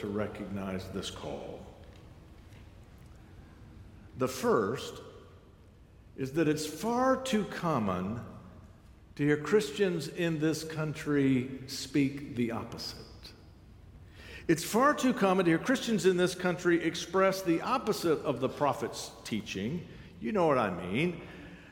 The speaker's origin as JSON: {"language": "English", "country": "United States", "said": "I'm American"}